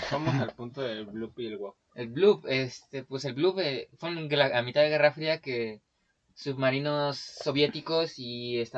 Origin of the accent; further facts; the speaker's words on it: Puebla, Mexico; No, sí, soy de Puebla, güey.